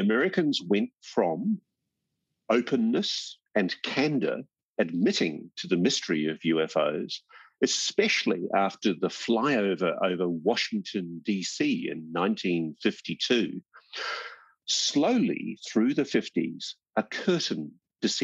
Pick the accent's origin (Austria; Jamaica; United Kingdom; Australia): Australia; as an Australian journalist